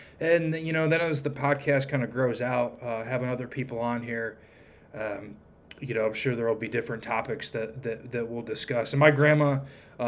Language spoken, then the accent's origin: English; Toledo, Ohio, United States; moved away as an adult; also born or lived in Raleigh, North Carolina; now in North Carolina, United States; In that area that I grew up around Toledo